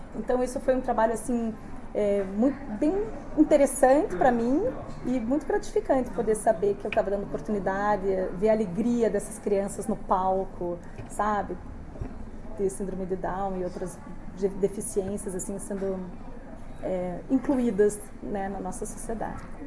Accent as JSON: {"language": "Portuguese", "country": "Brazil", "also_born_or_lived": "Stuttgart, Germany", "moved": "as an adult", "said": "nós, quando saímos do Brasil e vamos morar num país que não tem a língua inglesa"}